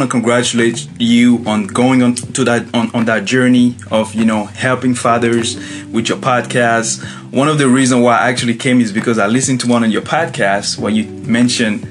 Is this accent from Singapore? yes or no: no; Côte d’Ivoire; moved away as an adult; now in United States; I'm originally from the Ivory Coast, West Africa. So I was born and raised there.